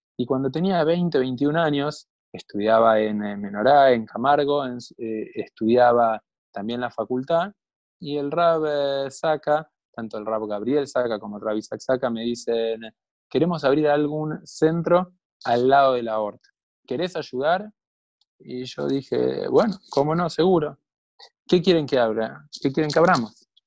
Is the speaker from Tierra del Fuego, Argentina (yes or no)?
no; Buenos Aires, Argentina; yo nací en una familia en Buenos Aires